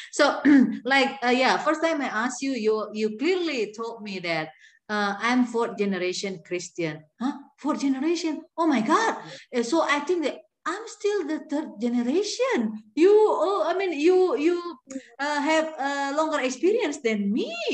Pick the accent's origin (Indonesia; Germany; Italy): Indonesia; English is a second language; in Indonesia, we have a lot of missionaries from